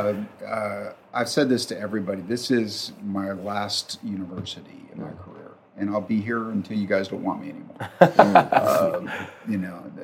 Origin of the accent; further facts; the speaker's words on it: Wilkes-Barre Scranton area, Pennsylvania, United States; moved away; I grew up in the Wilkes-Barre Scranton area